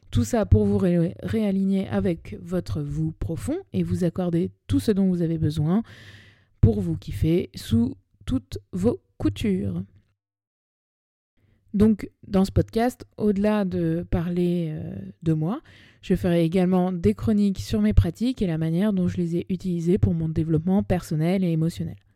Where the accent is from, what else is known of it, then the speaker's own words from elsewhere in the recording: Paris, Île-de-France, France; j'ai 30 ans, je suis née à Paris, j'ai grandi entre cette ville et sa banlieue, et j'ai donc une affection toute particulière pour elle